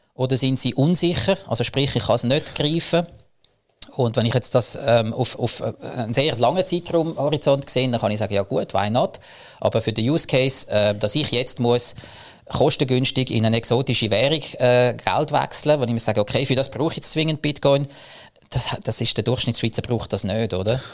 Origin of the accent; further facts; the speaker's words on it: Zug, Switzerland; Ich komme aus dem Crypto Valley Zug